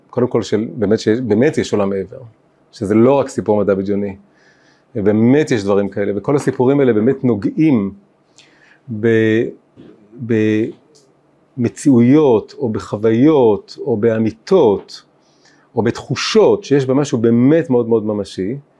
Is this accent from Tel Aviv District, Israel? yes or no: yes; Tel Aviv, Tel Aviv District, Israel; אני גדלתי פה קרוב, בתל אביב